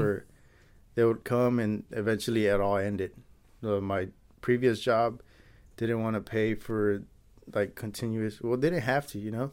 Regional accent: Santa Ana, California, United States; also born or lived in Anaheim, California; I was born and raised in Santa Ana

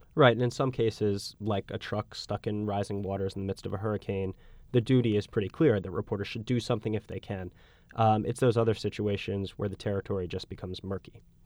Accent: United States; as an American

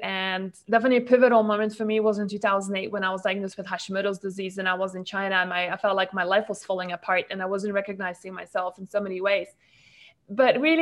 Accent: Malaysia; from Malaysia, where I grew up and spent most of my life

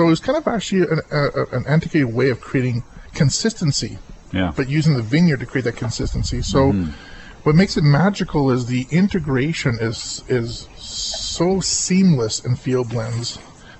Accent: Oliver, British Columbia, Canada; I was born in Oliver, and born in one of the last years, born in the old nunnery. In Oliver

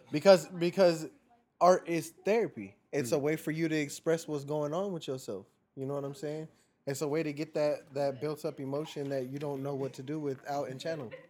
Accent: California, United States; now in Phoenix, United States; I'm a Cali baby by trade, born and raised.

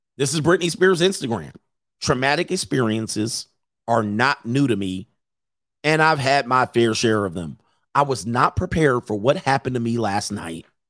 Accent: Los Angeles, California, United States; I grew up in Los Angeles

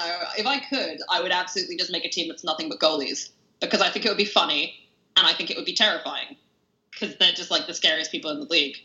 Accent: London, United Kingdom; as a Londoner

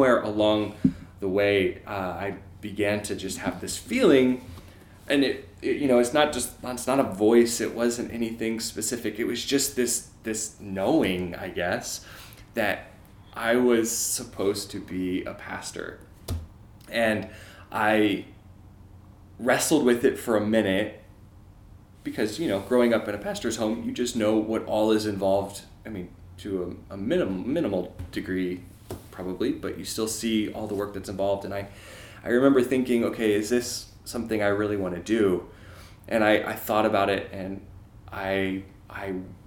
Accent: St. Louis, Missouri, United States; I'm from Missouri, I'm from St. Louis

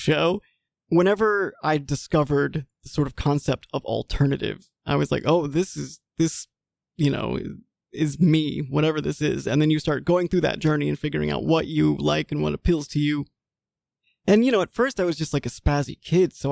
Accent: Mississippi, United States; moved away as an adult; also born or lived in Washington, D.C.; I am originally from Mississippi.

